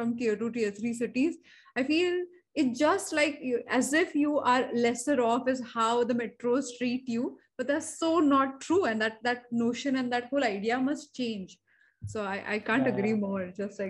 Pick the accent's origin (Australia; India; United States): India; Marathi medium background, Maharashtra; English is a second language; But I come from a Marathi medium background. So, you know, for till standard 10th, I couldn't speak English.